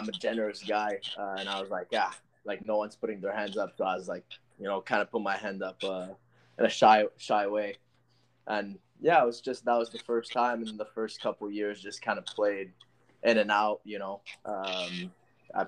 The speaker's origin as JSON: {"language": "English", "town": "Ottawa", "region": "Ontario", "country": "Canada", "tie": "born or raised there", "moved": "yes"}